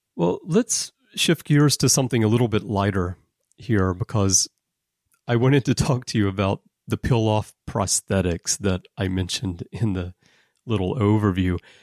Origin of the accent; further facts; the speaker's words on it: Alabama, United States; also born or lived in Texas; now in Japan; being from Texas, uh, but growing up in Alabama